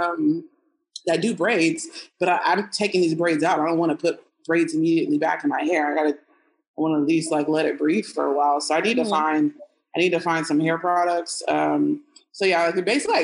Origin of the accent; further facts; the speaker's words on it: Texas, United States; moved away as an adult; now in Mexico; I'm from Texas, we ain't got no palm trees